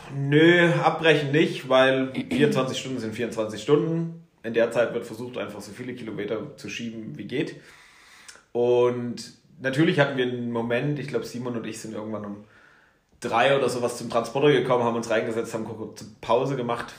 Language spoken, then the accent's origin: German; Erzgebirge, Saxony, Germany; now in Garmisch-Partenkirchen, Germany; im Erzgebirge bin ich groß geworden